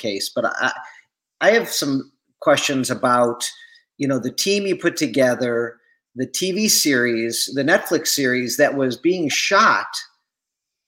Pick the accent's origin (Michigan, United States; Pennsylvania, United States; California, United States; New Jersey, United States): Michigan, United States; Detroit; my hometown here in Detroit